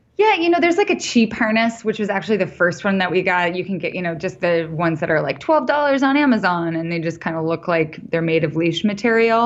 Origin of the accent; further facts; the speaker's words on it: Idaho, United States; also born or lived in New York; now in Montana, United States; I grew up in Idaho